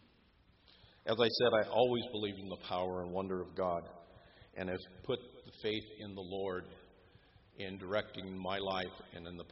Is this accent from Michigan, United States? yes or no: no; Southern California, United States; born or raised there